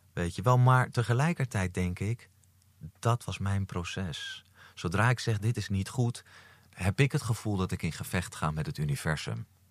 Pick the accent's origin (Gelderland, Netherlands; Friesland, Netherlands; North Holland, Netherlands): North Holland, Netherlands; Amsterdam; Amsterdam, geboren en getogen.